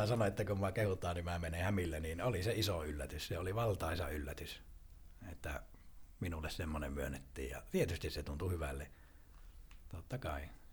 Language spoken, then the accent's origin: Finnish; northern Finland, Finland; accent: northern; kun mä oon tuolta pohjoisesta kotoisin, niin kuin puheestakin kuulee